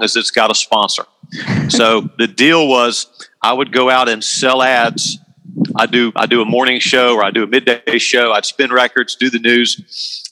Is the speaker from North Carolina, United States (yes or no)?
yes; Chapel Hill, North Carolina, United States; I grew up in Chapel Hill